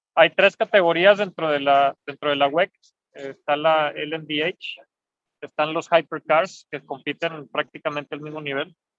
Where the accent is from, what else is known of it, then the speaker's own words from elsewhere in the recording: Mexico; como mexicano